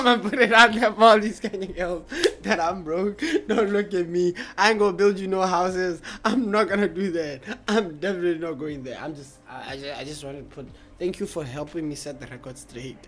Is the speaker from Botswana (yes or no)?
yes; Serowe, Central District, Botswana; born or raised there; also born or lived in Kahudi